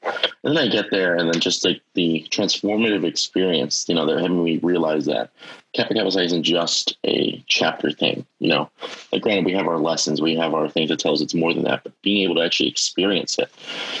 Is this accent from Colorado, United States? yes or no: no; Illinois, United States; moved away; because I'm from the Midwest. I'm from Illinois.